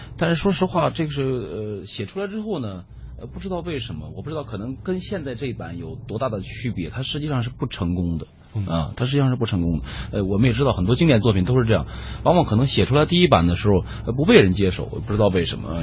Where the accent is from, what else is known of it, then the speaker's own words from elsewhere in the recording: China; 我们中国人